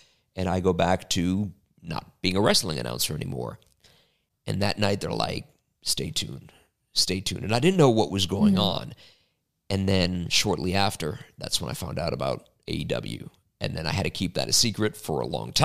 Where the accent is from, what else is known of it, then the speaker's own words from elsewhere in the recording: Chicago, Illinois, United States; Chicago, which is my hometown, grew up going to all the shows there